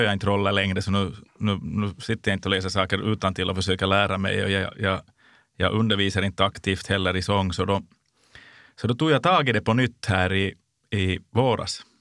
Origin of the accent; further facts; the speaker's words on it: Jakobstad, Ostrobothnia, Finland; min hemstad, Jakobstad. under den tid när jag både var barn och ung